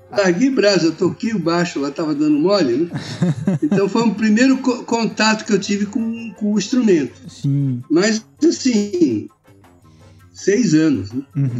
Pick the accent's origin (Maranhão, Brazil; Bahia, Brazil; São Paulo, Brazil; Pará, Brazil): São Paulo, Brazil; E a gente morava em São Paulo, eu sou paulista